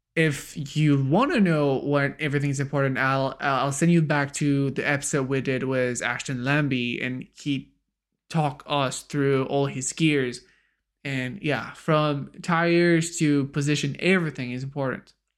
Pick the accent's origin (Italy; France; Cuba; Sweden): France; as a French